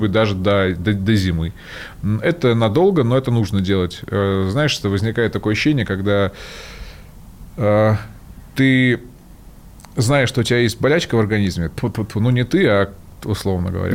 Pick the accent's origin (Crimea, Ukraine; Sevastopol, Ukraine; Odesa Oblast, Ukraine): Sevastopol, Ukraine; я же сам из Севастополя, много там людей знакомых